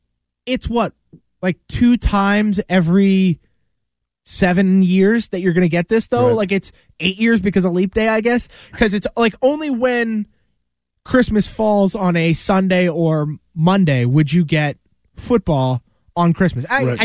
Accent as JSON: {"language": "English", "country": "Canada", "said": "I'm super Canadian. So, of course, like I, you know, love hockey."}